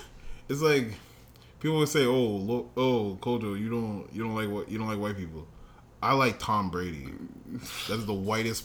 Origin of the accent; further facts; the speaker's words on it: Canada; We're Canadian.